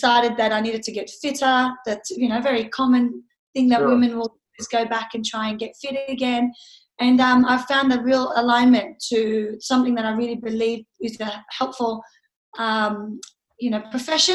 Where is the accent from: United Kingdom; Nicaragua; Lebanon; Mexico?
Lebanon; now in Sydney, Australia; I've lived here for 30 years. I was born overseas in Lebanon